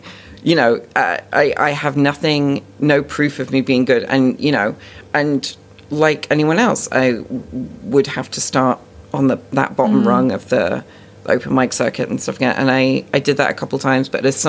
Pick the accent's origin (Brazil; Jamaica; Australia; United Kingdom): United Kingdom; South West England; now in Canada; I'm born and raised in the UK. I grew up in Dorset, where the accent is much more of like a sort of West Country farmer-type accent.